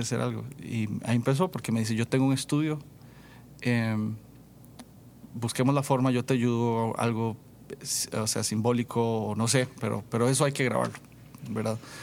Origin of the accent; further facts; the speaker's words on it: San Vito, Puntarenas, Costa Rica; now in San José, Costa Rica; crecí, crecí en el campo, crecí en zona rural en San Vito de Cotobruz